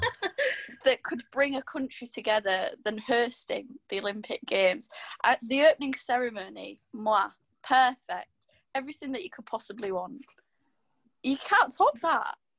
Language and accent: English; Driffield, Yorkshire and the Humber, United Kingdom; I'm Driffield